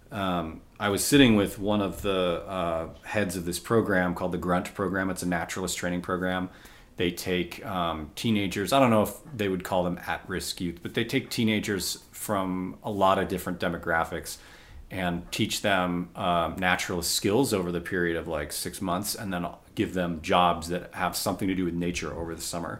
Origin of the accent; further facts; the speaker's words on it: United States; I'm white American, middle class.